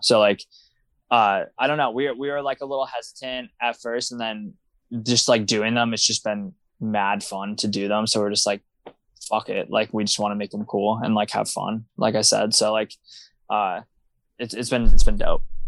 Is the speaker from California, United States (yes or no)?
no; Wilkes-Barre, Pennsylvania, United States; growing up in Wilkes-Barre is just kind of, I feel like, a very unique experience